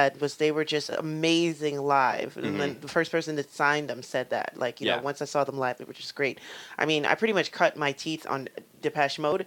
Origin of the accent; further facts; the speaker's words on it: United States; I'm American